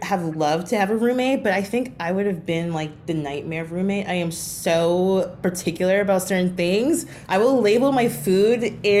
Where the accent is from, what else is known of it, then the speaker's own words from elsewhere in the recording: New York City, New York, United States; I lived there till I was 27. So I grew up in Brooklyn. I went to lower middle school, high school, college in Brooklyn, in northern Brooklyn, did not leave.